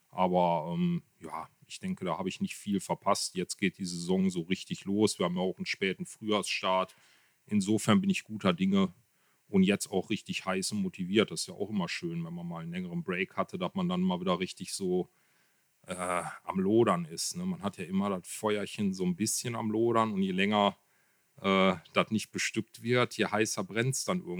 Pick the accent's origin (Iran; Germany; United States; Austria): Germany; Kevelaer, North Rhine-Westphalia; ich komme aus Kevlar, gebürtig schon, bin eigentlich immer hier verwurzelt gewesen und lebe hier auch.